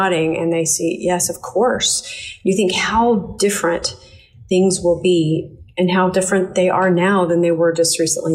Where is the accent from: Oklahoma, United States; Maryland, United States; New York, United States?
Oklahoma, United States; Tulsa; moved away as an adult; also born or lived in Texas / Florida / Washington, D.C.; It's my hometown